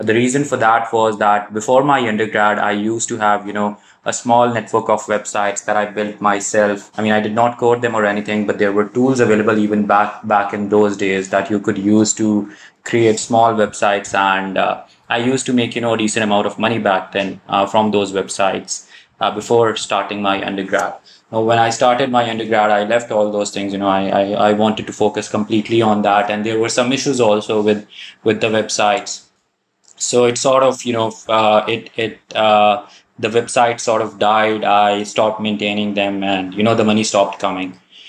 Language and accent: English; Pakistan; also born or lived in Saudi Arabia; I'm originally from Pakistan, lived almost all my life in Saudi, did my undergrad from Pakistan, went back to Saudi, started a job in HR, worked there for about 5-6 years, and then moved back to Pakistan about 2 years ago